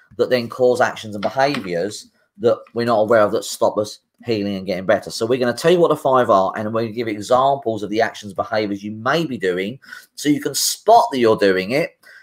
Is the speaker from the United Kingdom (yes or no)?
yes; United Kingdom; as British people, it's also a British thing.